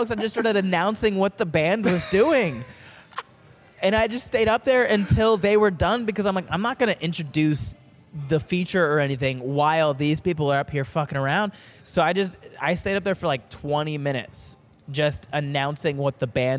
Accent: Daytona Beach, Florida, United States; moved away as an adult; also born or lived in Orange County, Florida; now in Southern California, United States; I grew up in Daytona Beach, Florida

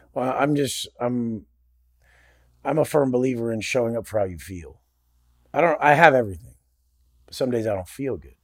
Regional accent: Oceanside, California, United States; I grew up in Oceanside, Oceanside, California. It's a part of San Diego

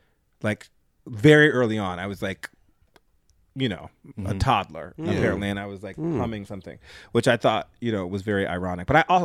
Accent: New Haven, Connecticut, United States; New Haven, Connecticut.

